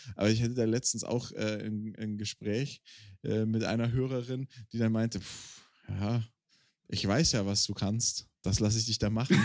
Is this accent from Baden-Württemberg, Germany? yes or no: yes; Swabian and Baden, Baden-Württemberg, Germany; accent: mix of Swabian and Baden dialect; in meinem Dialekt, also so eine Mischung aus Schwäbisch und Badisch